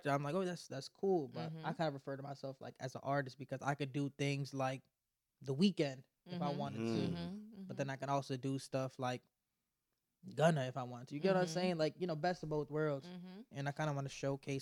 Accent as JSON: {"language": "English", "town": "Washington", "region": "District of Columbia", "country": "United States", "tie": "born or raised there", "said": "I'm from, born and raised in Uptown, D.C."}